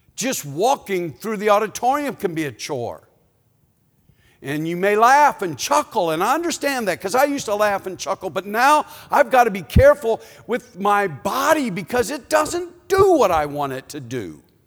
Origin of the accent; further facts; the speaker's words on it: Chicago, Illinois, United States; moved away; we're from Chicago